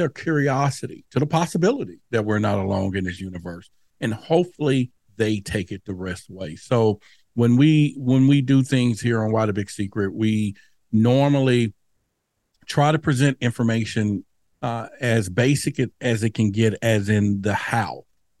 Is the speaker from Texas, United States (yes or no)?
yes; Dallas, Texas, United States; where I grew up in Dallas at that time, near the Dallas Zoo, you know, we would play under the street lights.